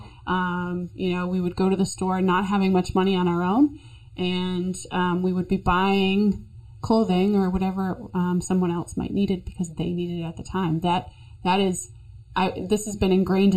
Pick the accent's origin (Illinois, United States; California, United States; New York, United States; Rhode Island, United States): Rhode Island, United States; Pawtucket; I grew up in Pawtucket